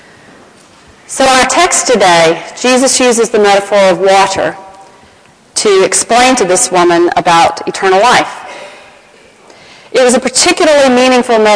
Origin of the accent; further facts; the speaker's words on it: Atlanta, Georgia, United States; accent: Southern American; my hometown of Atlanta, Georgia